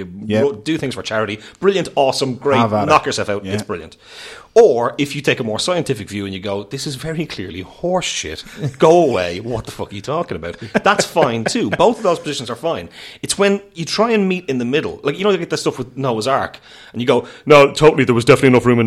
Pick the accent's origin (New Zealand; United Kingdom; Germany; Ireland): Ireland; Portmarnock, Leinster; I'm from the main streets of Portmarnock. I do not cross the Liffey very often